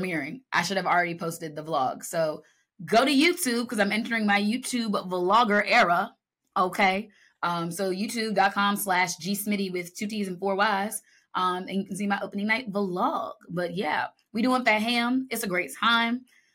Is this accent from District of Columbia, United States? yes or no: yes; Washington, District of Columbia, United States; the theater where I took my first conservatory style acting class in my hometown.